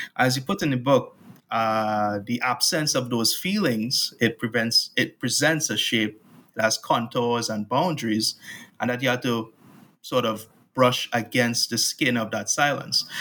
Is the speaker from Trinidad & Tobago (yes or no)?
yes; Trinidad & Tobago; born or raised there